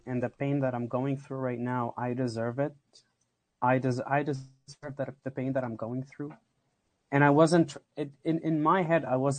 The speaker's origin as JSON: {"language": "English", "country": "Lebanon", "said": "where I come from, I'm going to throw people off. If I say I came from Lebanon, if I say that I grew up around a Muslim environment, I'm going to be thrown away."}